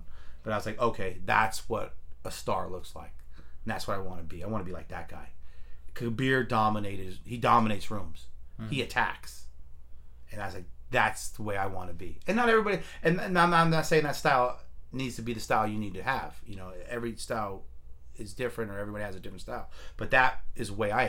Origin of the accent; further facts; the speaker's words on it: Fremont, California, United States; Because we're from Fremont.